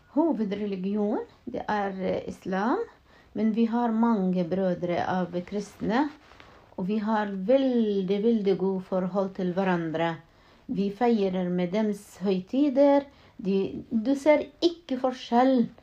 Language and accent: Norwegian; Salfit, West Bank, Palestine; Norwegian is a second language; now in Norway; Jeg er født i Palestina, en eh, by som heter Selfiet.